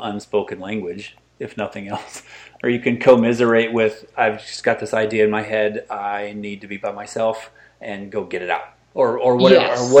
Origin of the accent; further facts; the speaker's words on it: central Illinois, United States; I grew up in the Midwest in central Illinois